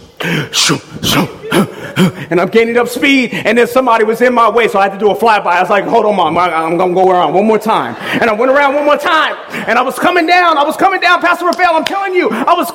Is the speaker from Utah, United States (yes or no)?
no; Southern California, United States; I grew up in Southern California